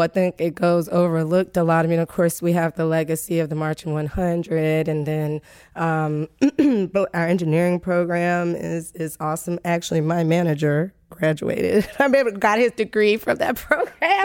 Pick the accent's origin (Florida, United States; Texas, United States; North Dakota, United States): Florida, United States; Tallahassee; moved away as an adult; I grew up in Tallahassee, and I basically grew up on the campus